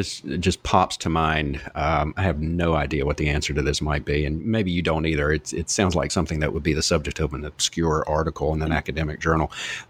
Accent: North Carolina, United States; Because I grew up in the South myself in North Carolina

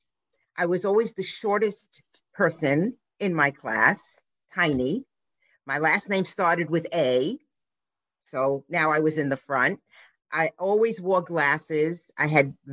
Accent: New York City, New York, United States; I grew up on the Lower East Side in New York City

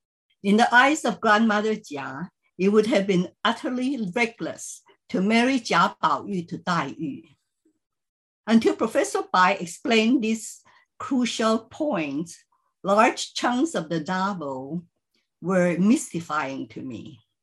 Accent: Philippines; I grew up in the Chinese community in the Philippines and first read the novel in Chinese when I checked it out from our high school library.

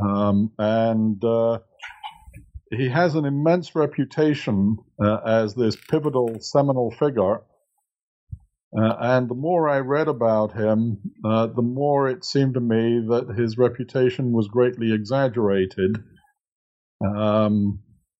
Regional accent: England, United Kingdom; moved away as an adult; now in United States; I'm originally from England, but have been living in the United States since 1980

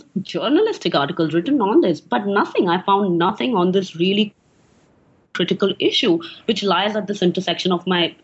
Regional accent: India; moved away as an adult; also born or lived in United States / North Lebanon; now in Cape Town, South Africa; I was born and raised in India

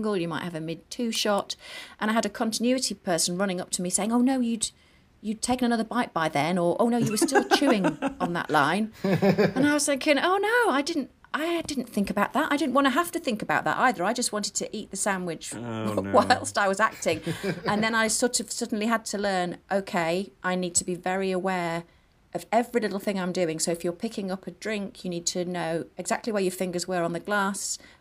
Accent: the north of England, United Kingdom; accent: Northern; my Northern accent

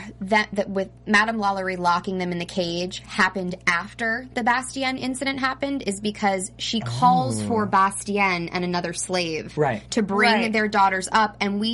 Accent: New Jersey, United States; accent: New Jersey; I am from New Jersey, but that was an awful Jersey accent. I've lost it since I started hosting.

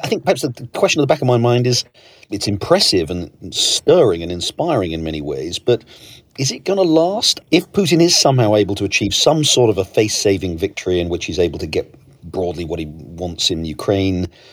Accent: United Kingdom; moved away; you and I grew up in Britain, both moved away

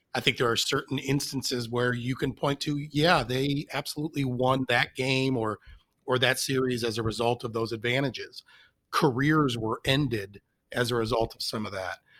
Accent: Detroit, Michigan, United States; I grew up in Detroit, and um, am a lifelong and many years suffering Tigers fan

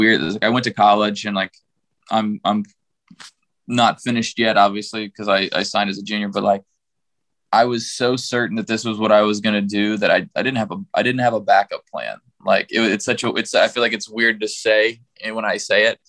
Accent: Kansas City, United States; also born or lived in St. Louis, Missouri; I was born in St. Louis, and like I moved to Kansas City whenever we were in first grade

